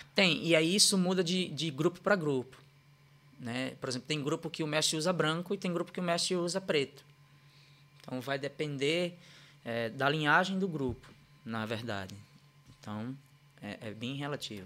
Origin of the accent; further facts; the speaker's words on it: Recife, Pernambuco, Brazil; moved away; eu sou natural de Recife, Pernambuco, né? É, nasci e criado lá num, num bairro chamado Ibura